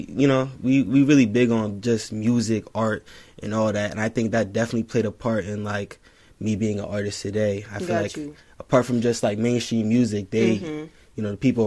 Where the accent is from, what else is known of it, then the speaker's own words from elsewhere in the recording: Plainfield, New Jersey, United States; from Plainfield, New Jersey